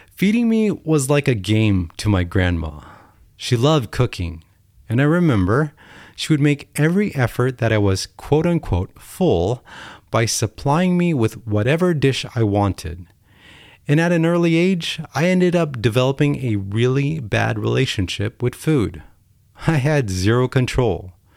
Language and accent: English; United States; Being American is amazing